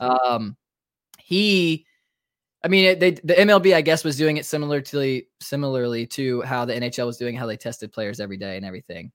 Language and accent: English; Raleigh, North Carolina, United States; moved away as an adult; now in Georgia, United States; I'm obviously originally from Raleigh, North Carolina